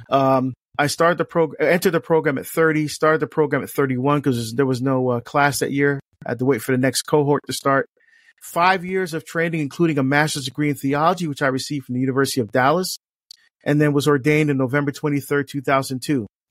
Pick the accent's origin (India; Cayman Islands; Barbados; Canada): Barbados; now in United States; I was born in Barbados in the West Indies in, in the Southern Caribbean